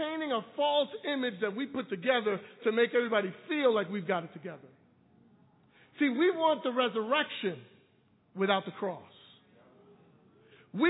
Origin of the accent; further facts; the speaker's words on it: New York City, New York, United States; I was born and raised in Brooklyn